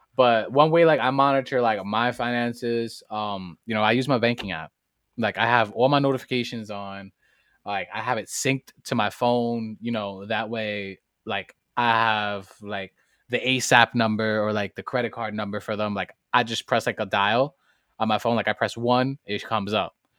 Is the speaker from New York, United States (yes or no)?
yes; New York City, New York, United States; I come straight out of the Boogie Down Bronx, fr, straight outta High Bridge